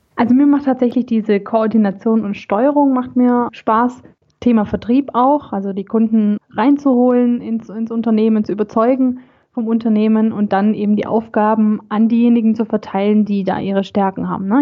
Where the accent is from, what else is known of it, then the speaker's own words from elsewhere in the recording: Swabia, Germany; accent: Swabian; also born or lived in Gummersbach area; now in Gummersbach, Germany; ich bin gebürtige Schwäbin, wie man vielleicht äh, auch heraushören kann